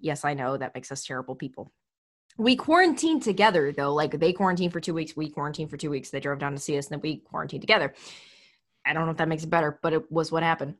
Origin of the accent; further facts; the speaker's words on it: Texas, United States; I'm from Texas